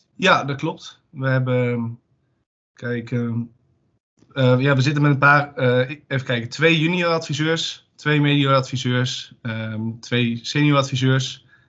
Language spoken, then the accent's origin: Dutch; Zwolle, Overijssel, Netherlands; ik kom uit Zwolle